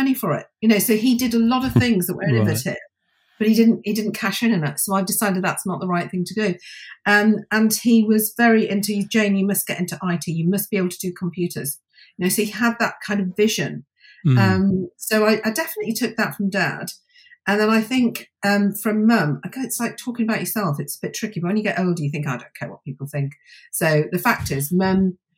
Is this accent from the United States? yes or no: no; County Durham, North East England, United Kingdom; also born or lived in Middlesbrough; I was born there, and they quickly took me to a very nice little middle-class village in County Durham, and I had a very nice life.